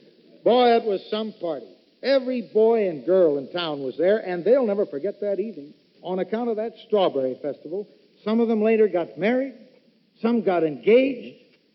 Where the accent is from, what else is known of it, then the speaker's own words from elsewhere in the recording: Mason City, Iowa, United States; Mason City, Iowa... That's my hometown